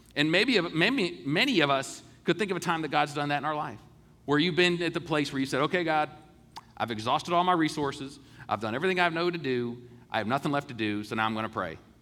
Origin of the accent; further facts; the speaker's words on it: United States; being an American and being able to grow up in this great country